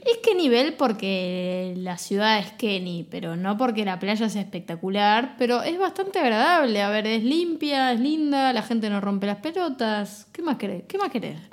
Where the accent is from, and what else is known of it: Argentina